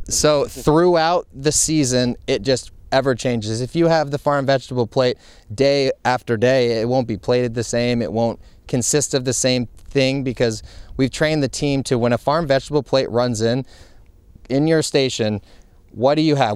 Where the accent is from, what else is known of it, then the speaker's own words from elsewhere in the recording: Montpelier, Vermont, United States; moved away as an adult; also born or lived in Providence, Rhode Island / Amelia Island, Florida; now in Westerly, United States; I grew up in Montpelier, Vermont